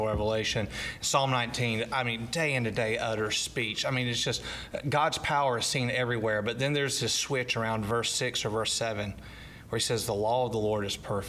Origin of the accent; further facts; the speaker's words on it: Athens, United States; moved away as an adult; now in Greenwood; I'm originally from Athens, Titletown right now. Mm-hmm. Lived there 38 years before I moved to Greenwood